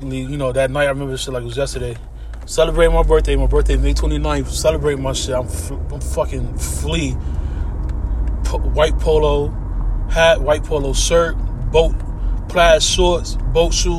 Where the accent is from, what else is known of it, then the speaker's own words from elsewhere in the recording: Hartford, Connecticut, United States; out here where I'm from, Connecticut. I'm from Hartford, Connecticut